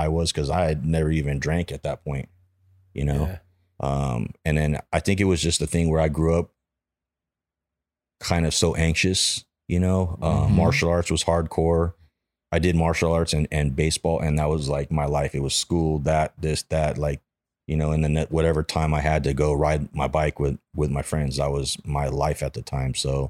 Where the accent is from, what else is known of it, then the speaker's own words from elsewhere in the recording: Granada Hills, California, United States; Yeah, I grew up in the Valley, in like Granada Hills.